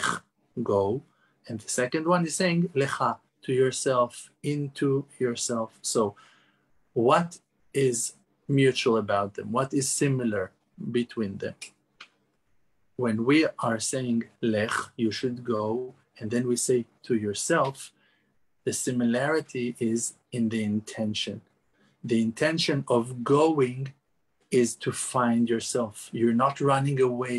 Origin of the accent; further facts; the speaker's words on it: Jerusalem, Jerusalem District, Israel; I was born in Yerushalayim, in Jerusalem, and lived in Eretz Israel all my life